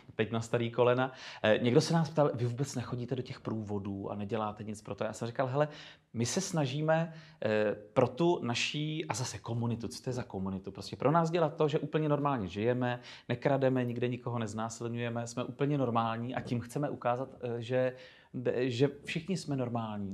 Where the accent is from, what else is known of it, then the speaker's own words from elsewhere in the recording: Chodov, Karlovy Vary Region, Czechia; moved away; svého rodného města Chodova u Karlových varů